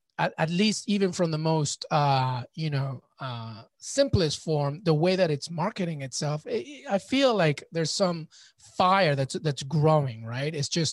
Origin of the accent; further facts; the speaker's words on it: United Kingdom; born there; And as a Peruvian, British born, but Peruvian, my entire family grew up in Peru.